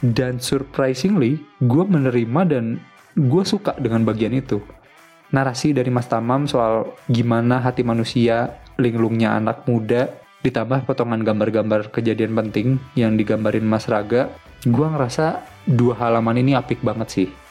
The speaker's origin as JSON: {"language": "Indonesian", "area": "Betawi", "region": "Jakarta", "country": "Indonesia", "said": "gue yang sekarang hidup sebagai anak Betawi"}